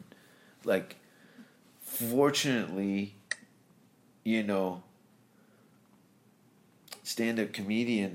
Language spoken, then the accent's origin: English; Hamilton, Ontario, Canada; I'm a dishwasher from Hamilton